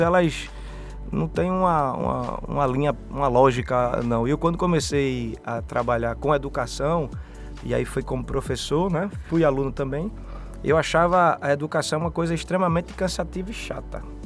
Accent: Recife, Pernambuco, Brazil; Sou um sobrevivente, né? Dessa, de, desse universo aí brasileiro pernambucano. Vim de Casa Amarela, é, morador

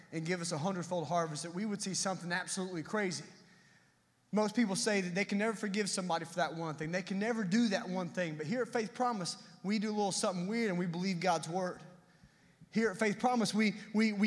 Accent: Tennessee, United States; I am from Tennessee.

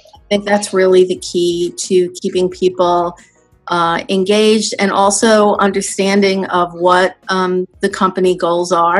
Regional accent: New York City, New York, United States; I grew up in New York City

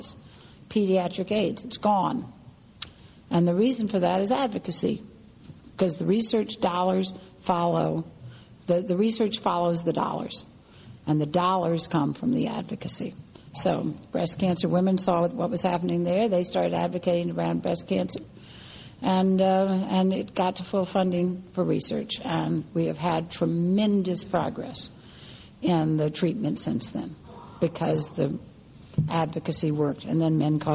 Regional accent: New Orleans, Louisiana, United States; my hometown all too well after Katrina

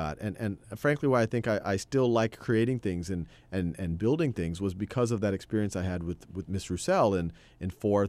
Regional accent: Metairie, Louisiana, United States; born there; I was born in Metairie, Louisiana. It's a suburb of New Orleans.

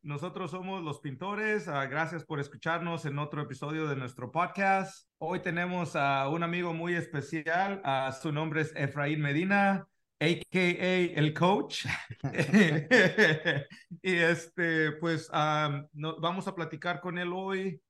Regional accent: Mexico; now in United States; somos mexicanos de corazón, pero al último de, también pues vivimos en otro país

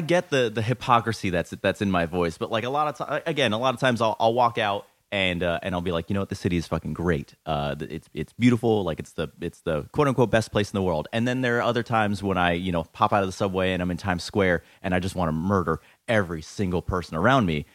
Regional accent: Orlando, Florida, United States; moved away as an adult; now in New York, United States; born and raised in Orlando. Uh, lived there for thirty years

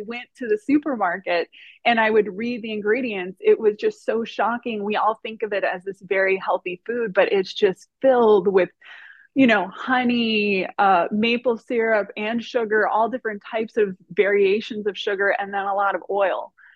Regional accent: Miami, Florida, United States; now in Northern California, United States; I've been living in Northern California for 13 years, I was born and raised in Miami, Florida

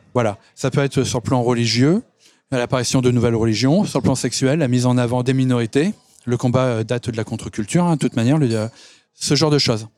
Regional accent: France; je suis français

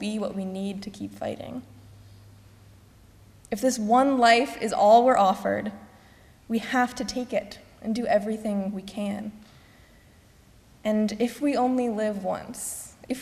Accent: Missouri, United States; my home state of Missouri

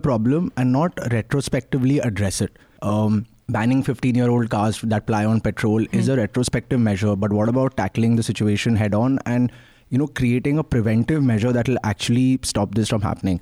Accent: Mumbai, Maharashtra, India; now in Delhi, India; I'm an outsider. I'm from Bombay

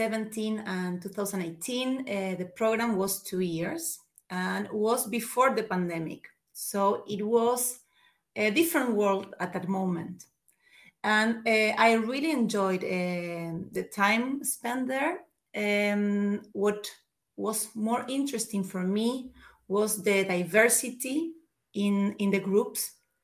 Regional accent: Argentina; moved away; I am originally from Latin America. I'm from Argentina.

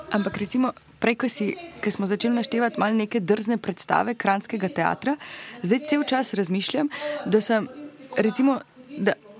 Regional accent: Maribor, Drava, Slovenia; jaz sem imela to srečo, da sem iz Maribora

